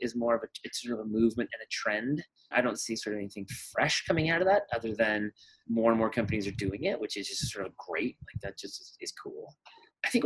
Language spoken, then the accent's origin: English; Colorado, United States; I was raised in Colorado and spent a lot of time in the mountains